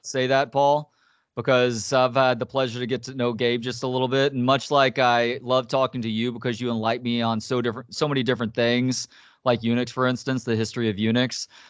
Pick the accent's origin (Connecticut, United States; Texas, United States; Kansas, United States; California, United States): Texas, United States; Dallas; also born or lived in Tyler, Texas / Longview, Texas / San Antonio, Texas / Carrollton, Texas; now in Austin, United States; I grew up in Dallas, home is Austin